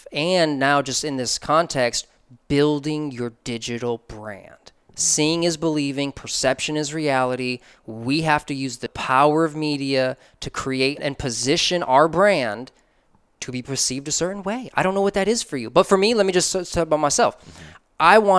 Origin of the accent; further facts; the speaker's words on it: Chicago, Illinois, United States; I'm from Chicago. MJ all day.